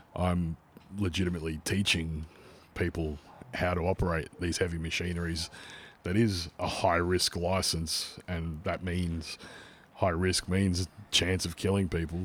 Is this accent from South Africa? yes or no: no; Melbourne, Victoria, Australia; accent: Australian; we both come from very similar yet very different backgrounds growing up in the western suburbs of Melbourne